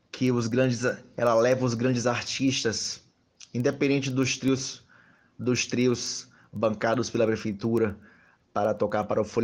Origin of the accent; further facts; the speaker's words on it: Salvador, Bahia, Brazil; Eu sou de Salvador. … sou colunista do jornal Massa, mas eu me sinto um pouco também ferense.